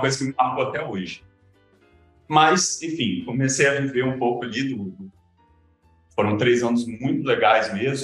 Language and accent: Portuguese; Cachoeiro de Itapemirim, Espírito Santo, Brazil; also born or lived in Viçosa, Minas Gerais; eu já nasci em Cachoeiro, meu pai nasceu em Cachoeiro, então acabei crescendo mesmo, ensino médio, foi todo um cachoeiro